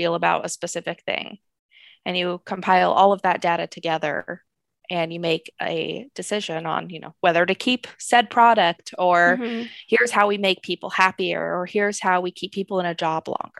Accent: Seattle, Washington, United States; I'm from Seattle.

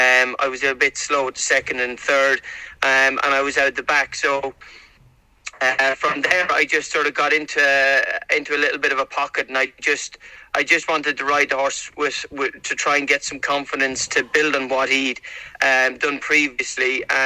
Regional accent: Ireland; obviously I know I'm from Ireland, but I'm very, very much feel at home going over there

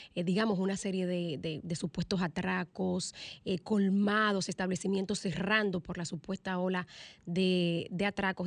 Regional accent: Dominican Republic

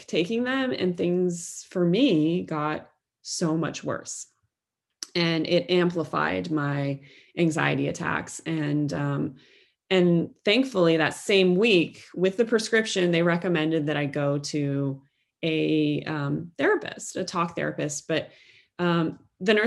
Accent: Cincinnati, Ohio, United States; growing up in Cincinnati, Ohio, the Midwest of the United States in the 1990s.

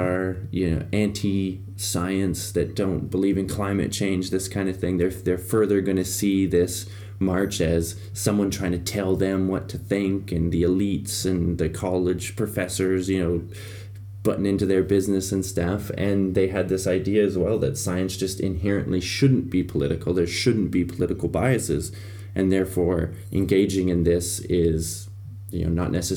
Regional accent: Canada; moved away as an adult; now in Europe; Being Canadian

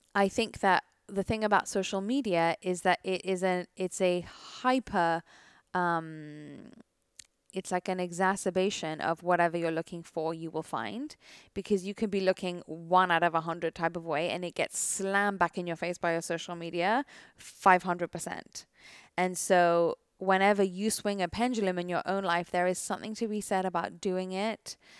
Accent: United Kingdom; I am British

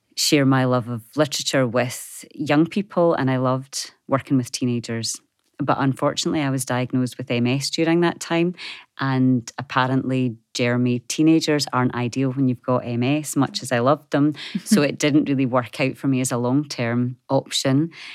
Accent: Scotland, United Kingdom; moved away as an adult; also born or lived in Wisconsin, United States; growing up in a small community in Scotland

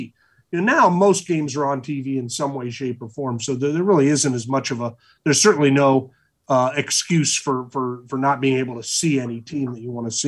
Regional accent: Indiana, United States; now in Seattle, United States; we're from Indiana.

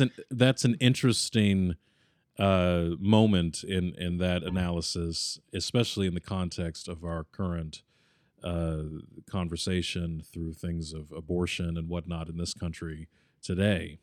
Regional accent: United States; as an American, and this is where my American sensibilities come

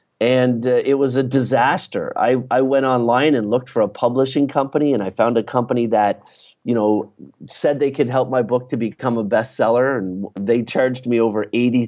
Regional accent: East Coast, Canada; I grew up in Canada, in the East Coast of Canada.

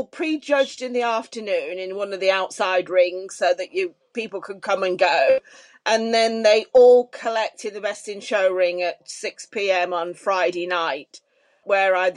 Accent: United Kingdom

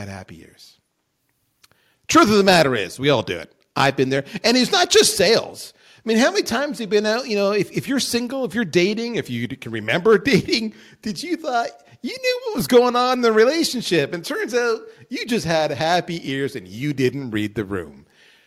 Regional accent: Ontario, Canada; I grew up just outside Detroit on the Canadian side

